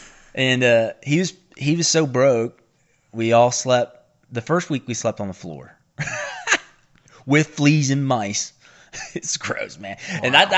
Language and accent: English; the South, United States; accent: Appalachian; what is my accent? Kentucky?